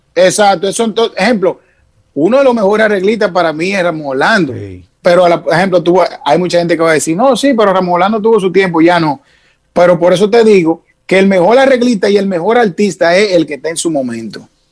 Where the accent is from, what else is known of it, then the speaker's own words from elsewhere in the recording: Santo Domingo, Distrito Nacional, Dominican Republic; also born or lived in Montecristi; yo soy de la capital, yo nací en Isabela Católica